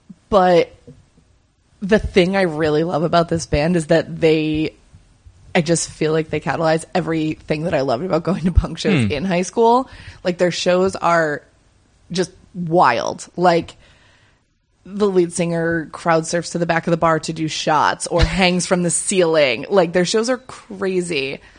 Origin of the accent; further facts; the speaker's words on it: Upstate New York, United States; growing up in Upstate